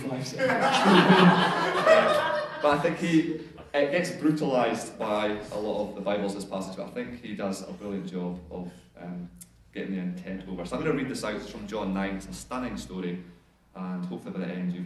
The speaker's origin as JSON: {"language": "English", "region": "Scotland", "country": "United Kingdom", "moved": "yes", "lives_now": "Whanganui, New Zealand", "said": "I'm Scottish, and maybe I've 20 years, but this is as good as it gets in terms of the accent"}